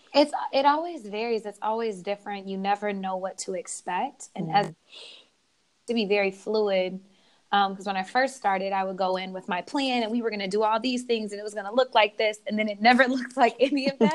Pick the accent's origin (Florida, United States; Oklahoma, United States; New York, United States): Oklahoma, United States; moved away as an adult; now in California, United States; I was actually born in California, but raised in Oklahoma